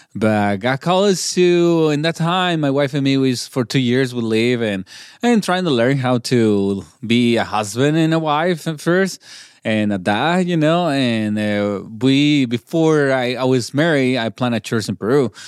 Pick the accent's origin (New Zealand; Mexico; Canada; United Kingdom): Mexico; Chihuahua; first language Spanish; English is a second language; moved away as an adult; also born or lived in Portland, Oregon; now in Albuquerque, United States; I'm born in Mexico in Chihuahua, I grew up in there, and until I was 24, I uh, 25 is when I moved to the states.